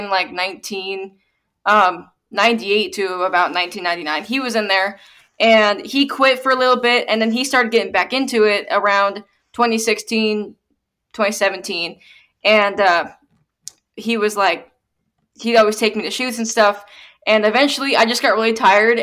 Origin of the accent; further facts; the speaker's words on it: Arizona, United States; it was my home state